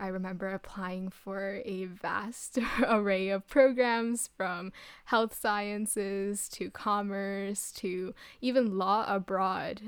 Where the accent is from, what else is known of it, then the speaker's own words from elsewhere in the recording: Ottawa, Ontario, Canada; moved away as an adult; came back to Ottawa, my hometown